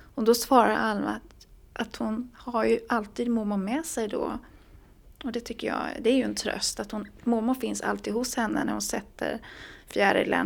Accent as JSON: {"language": "Swedish", "region": "Småland", "country": "Sweden", "moved": "yes", "lives_now": "Stockholm, Sweden", "said": "jag kommer då från Småland"}